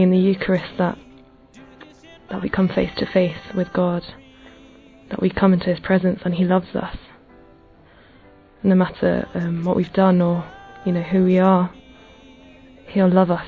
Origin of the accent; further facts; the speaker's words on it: England, United Kingdom; I'm 25 and I'm from England.